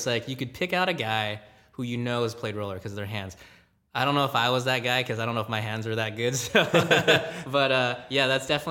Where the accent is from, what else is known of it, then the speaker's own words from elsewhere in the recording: Gardena, California, United States; Yeah, so I grew up in Gardena, California. Even though it's, I guess, technically LA County